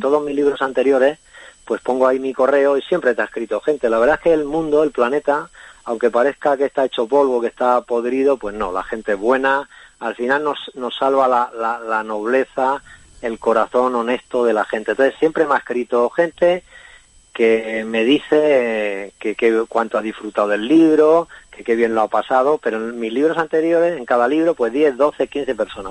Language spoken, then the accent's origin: Spanish; Ciudad Real, Castilla-La Mancha, Spain; yo soy un escritor de Castilla-La Mancha también, de Ciudad Real.